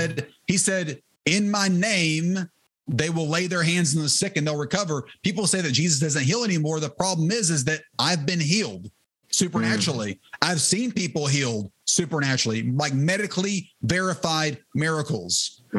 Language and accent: English; the Bible Belt, United States; So while I grew up in the Bible Belt, sometimes people will say, I grew up in the church.